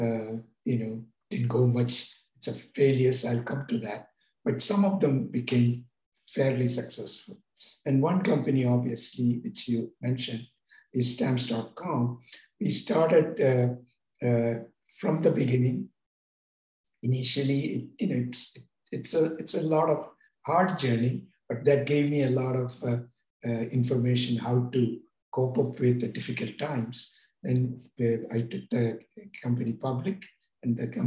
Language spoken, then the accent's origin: English; India; moved away as an adult; now in California, United States; I came to America from India as a student to California Institute of Technology